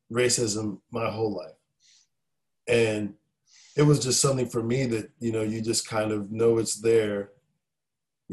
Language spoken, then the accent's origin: English; Raleigh, North Carolina, United States; born or raised there; moved away as an adult; also born or lived in Philadelphia, Pennsylvania / San Francisco; now in Nashville, United States